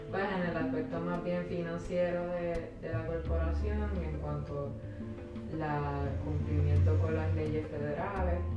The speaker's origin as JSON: {"language": "Spanish", "country": "Puerto Rico"}